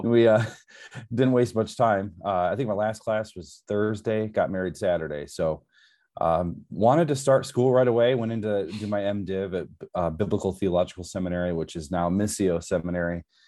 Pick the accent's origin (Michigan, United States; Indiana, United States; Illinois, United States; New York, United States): Michigan, United States; Southern; moved away; I'm originally from Michigan, so born and raised in Southern Michigan